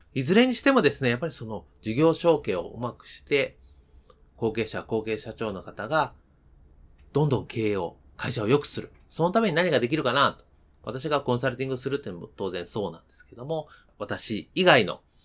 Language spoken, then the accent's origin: Japanese; Kansai, Japan; moved away; 出身が関西